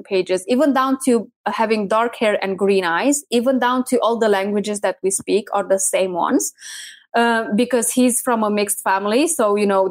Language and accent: English; Romania; moved away as an adult; also born or lived in United Kingdom; We are originally from Romania, which is Eastern of Europe. But I've been living in the UK at that time for about 6 years.